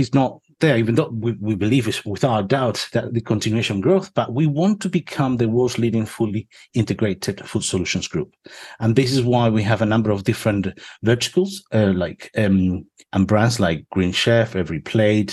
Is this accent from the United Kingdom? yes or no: no; Spain; moved away; I'm originally from Spain